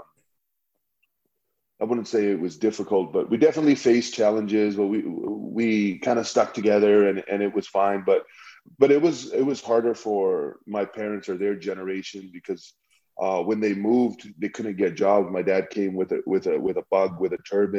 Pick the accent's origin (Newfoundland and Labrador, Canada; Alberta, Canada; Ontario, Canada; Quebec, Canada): Alberta, Canada; Calgary; when I was growing up, like we grew up in Northeast Calgary